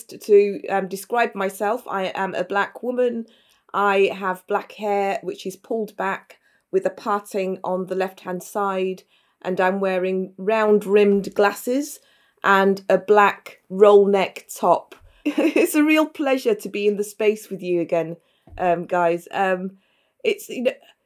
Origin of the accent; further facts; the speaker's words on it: Leeds, Yorkshire and the Humber, United Kingdom; I'm in my hometown and my home city of Leeds